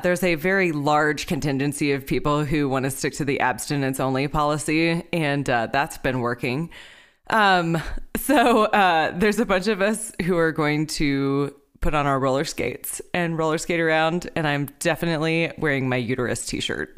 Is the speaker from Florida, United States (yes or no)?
no; Texas, United States; moved away; I'm from Texas